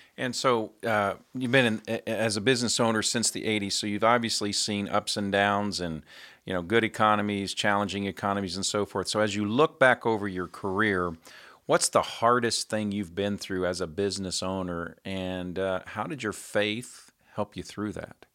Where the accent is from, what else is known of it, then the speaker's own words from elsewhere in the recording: Indianapolis, Indiana, United States; my hometown of Indianapolis, Indiana.